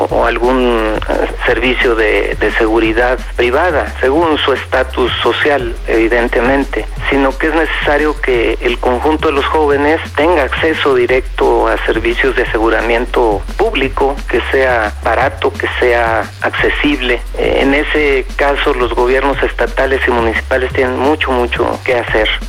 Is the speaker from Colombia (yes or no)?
no; Venezuela; now in Mexico; eh, soy estudiante venezolano en la Universidad de Guanajuato, tengo 38 años, soy licenciado en informática.